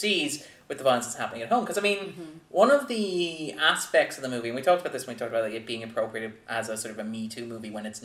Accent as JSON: {"language": "English", "country": "Ireland", "said": "we're just Irish people"}